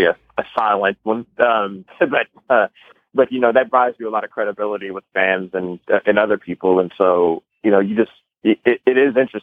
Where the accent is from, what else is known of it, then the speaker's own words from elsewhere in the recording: Houston, Texas, United States; moved away; I grew up in Houston, loving my, you know, now long gone Houston Oilers